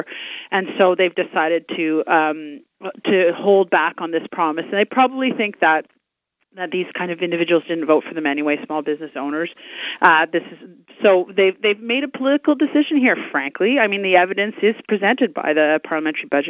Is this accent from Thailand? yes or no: no; Kanata, Ontario, Canada; I'm from Kanata